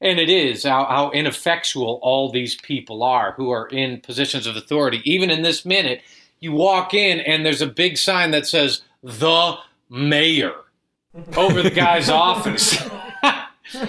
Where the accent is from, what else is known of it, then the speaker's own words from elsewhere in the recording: United States; as an American